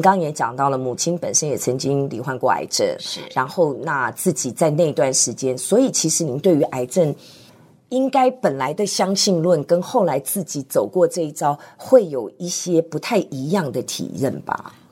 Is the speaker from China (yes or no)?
no; Hsinchu, Taiwan; 我在新竹出生